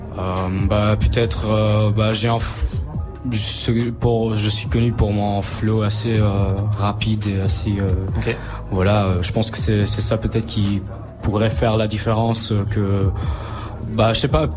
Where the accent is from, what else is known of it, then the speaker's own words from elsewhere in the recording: Luxembourg; j'ai 19 ans, je suis du Luxembourg